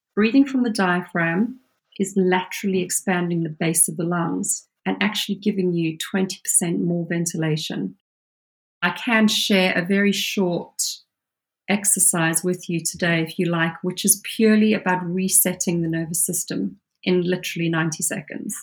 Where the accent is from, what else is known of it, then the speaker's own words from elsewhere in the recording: South Africa; now in United Kingdom; I grew up as a child in South Africa